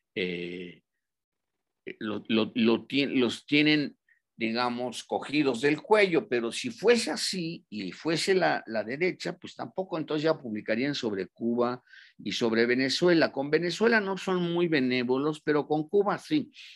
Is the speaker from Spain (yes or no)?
no; Mexico; moved away as an adult; also born or lived in Nicaragua; como somos nosotros los mexicanos